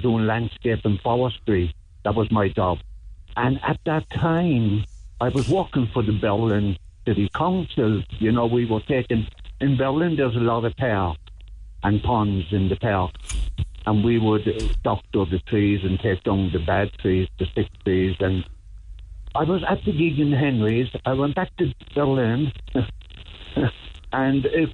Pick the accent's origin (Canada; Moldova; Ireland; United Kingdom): Ireland; I come from Ireland